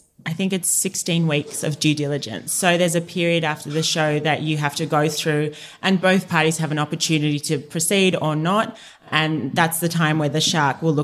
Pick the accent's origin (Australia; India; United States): Australia; Sydney, New South Wales; we're two girls from Bondi